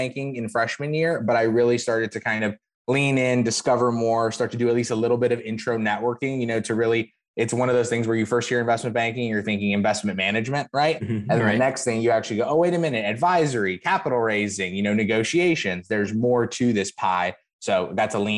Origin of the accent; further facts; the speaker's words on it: Phoenix, Arizona, United States; moved away as an adult; also born or lived in New York; now in Miami, United States; I'm originally from Phoenix, Arizona. Grew up out there, went to high school, college out there